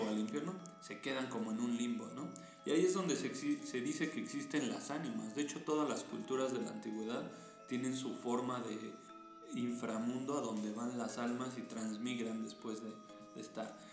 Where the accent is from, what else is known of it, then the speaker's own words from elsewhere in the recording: Mexico; Nosotros que somos mexicanos